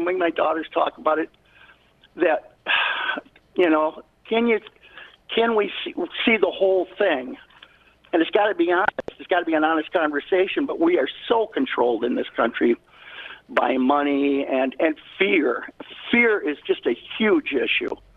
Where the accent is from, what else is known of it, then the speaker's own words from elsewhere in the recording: State Center, Iowa, United States; now in Oconomowoc, United States; I'm a kid from Iowa